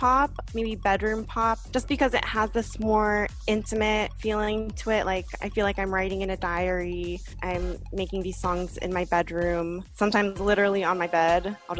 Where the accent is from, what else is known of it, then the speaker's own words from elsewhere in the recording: Diamond Bar, California, United States; moved away as an adult; now in Brooklyn, United States; I'm originally from Southern California, Diamond Bar.